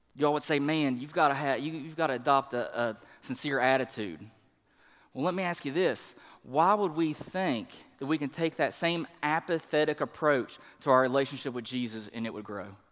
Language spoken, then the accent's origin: English; the Bible Belt, United States; now in East Tennessee, United States; the people that I grew up with in the Bible Belt, even here in East Tennessee, now that we're here